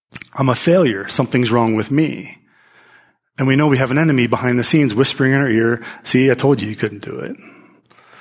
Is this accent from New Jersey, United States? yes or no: no; Pennsylvania, United States; as a kid growing up in Pennsylvania